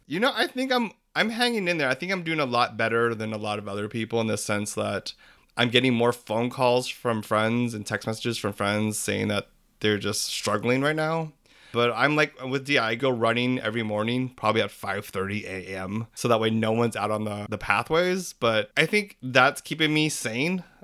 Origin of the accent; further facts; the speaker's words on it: United States; I'm Filipino American, I was born here